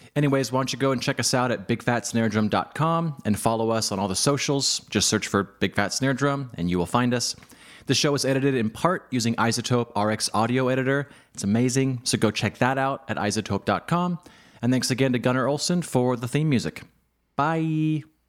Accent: Spokane, Washington, United States; also born or lived in Seattle, Washington; I grew up in Spokane, Washington

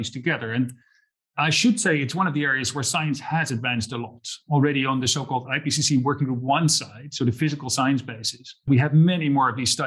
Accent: Netherlands; moved away; I grew up in the Netherlands

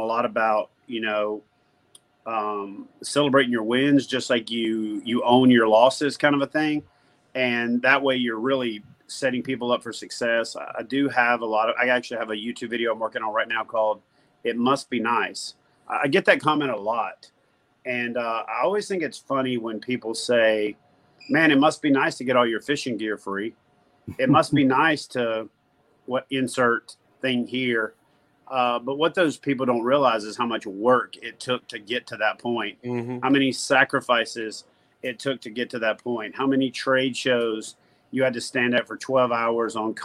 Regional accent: Louisiana, United States; also born or lived in Georgia / Norfolk, Virginia / Corpus Christi, Texas; now in White House, United States; I'm originally from Louisiana, lived in Georgia for a few years before I joined the Navy.

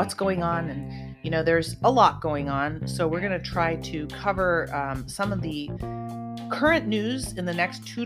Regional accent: Santa Cruz, California, United States; also born or lived in Lake Tahoe; now in Los Angeles County, United States; I'm originally from Santa Cruz, California. I grew up in a sunny surfer town, born and raised in California.

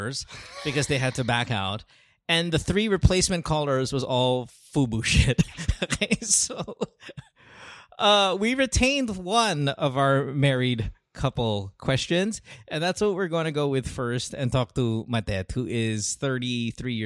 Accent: Philippines; moved away; growing up in the Philippines

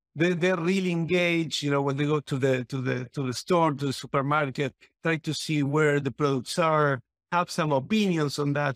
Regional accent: Argentina; moved away; I come from Argentina

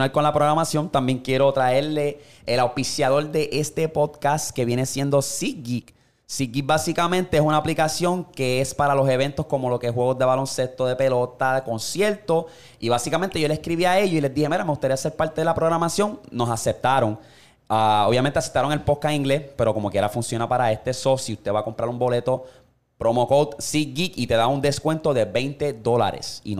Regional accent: Puerto Rico

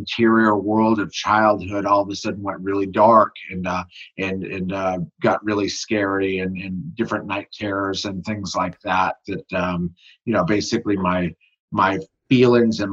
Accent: Tucson, Arizona, United States; moved away as an adult; also born or lived in Los Angeles, California; now in Dallas, United States; I was actually born in Los Angeles and raised in Tucson, Arizona.

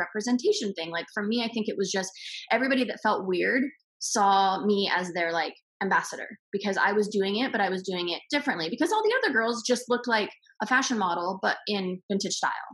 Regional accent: Portland, Oregon, United States; moved away as an adult; I'm from Portland originally

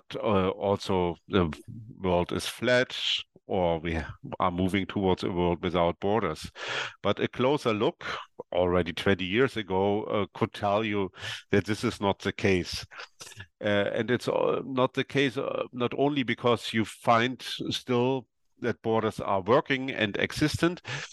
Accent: East Germany, Germany; now in Berlin, Germany; I come from East Germany, and in November 1989, when the Iron Curtain and the Berlin Wall came down, I was did my military service in the East German National or People's Army

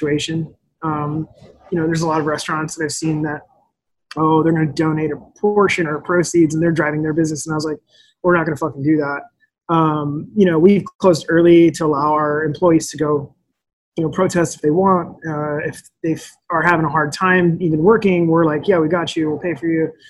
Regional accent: Olympia, Washington, United States; I grew up in Olympia, which is like super white

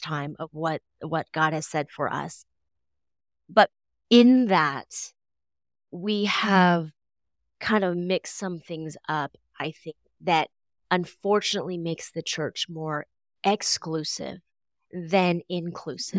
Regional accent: United States; I was born here, born and raised here, as American as, as they, as they get

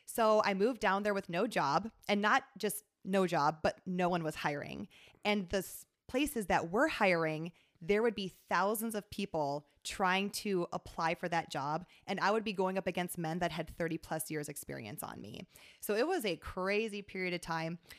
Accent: Sioux Falls, South Dakota, United States; moved away as an adult; also born or lived in Atlanta; I was from Sioux Falls.

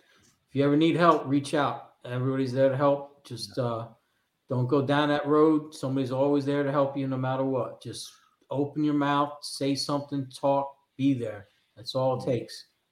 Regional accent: Kearny, New Jersey, United States; I grew up in Kearney.

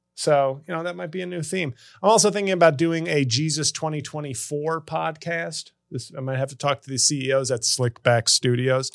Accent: New York City, New York, United States; my hometown of New York City

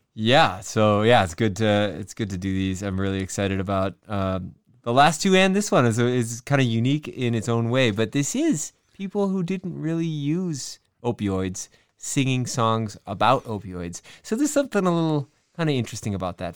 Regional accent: Madison, Wisconsin, United States; my hometown, Madison, Wisconsin

